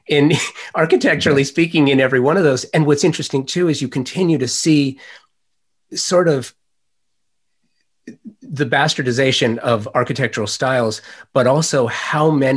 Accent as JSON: {"language": "English", "town": "Los Angeles", "region": "California", "country": "United States", "tie": "born or raised there", "said": "I'm a native Angeleno"}